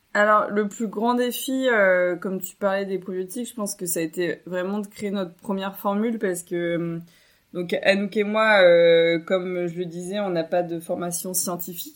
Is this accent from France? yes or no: yes; Chinon, Centre-Val de Loire, France; j'ai grandi à Chinon en André-Loire